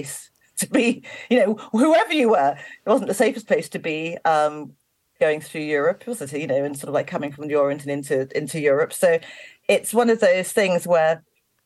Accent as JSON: {"language": "English", "region": "London", "country": "United Kingdom", "moved": "yes", "said": "I am from South London originally. I live in the countryside now, but I'm from South London originally."}